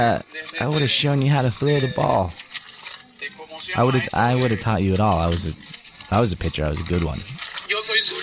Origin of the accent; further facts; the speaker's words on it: California, United States; I'm from here